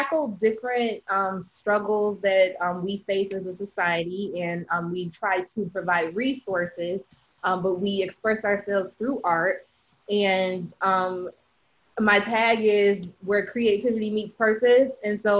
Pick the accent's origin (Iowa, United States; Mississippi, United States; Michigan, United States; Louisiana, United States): Michigan, United States; Detroit; now in Orlando, United States; I'm born and raised in Detroit, Michigan. Currently live in Orlando